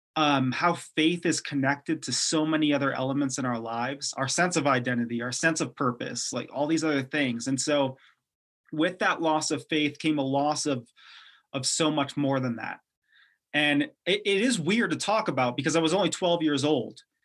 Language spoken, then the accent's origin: English; Detroit, Michigan, United States; moved away; I grew up in, uh, Detroit, Michigan, so I was born there, and I grew up right outside the city